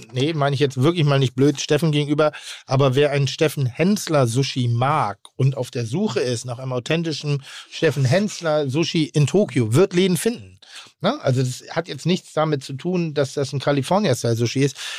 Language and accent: German; Pinneberg, Schleswig-Holstein, Germany; Ich komme aus Pinneberg.